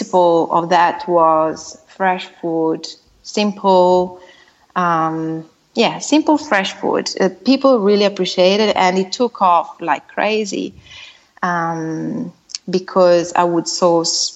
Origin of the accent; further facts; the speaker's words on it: Italy; moved away as an adult; now in Australia; I'm originally from Italy, as you said, and I moved to Australia about 10 years ago